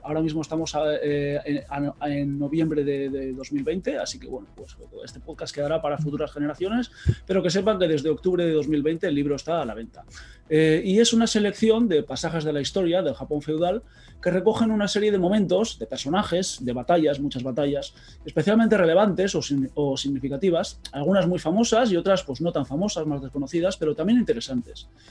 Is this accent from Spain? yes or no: yes; Basque Country, Spain; accent: Basque; por el acento ya creo que se me nota que soy vasco